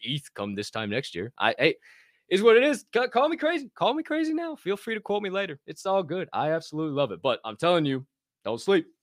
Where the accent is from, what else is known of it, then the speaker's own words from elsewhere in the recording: Southern Illinois, United States; moved away; I grew up in Southern Illinois